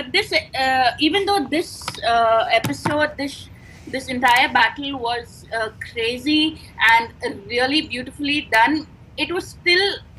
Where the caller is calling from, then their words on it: India; from India.